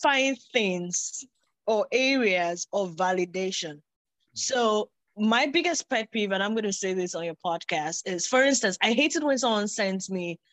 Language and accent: English; Nigeria; I grew up in Nigeria, we have over 260 ethnic languages.